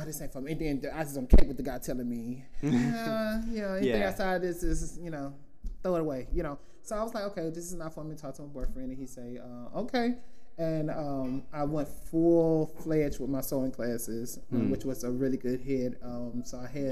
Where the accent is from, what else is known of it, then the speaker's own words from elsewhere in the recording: the South, United States; moved away; growing up in the South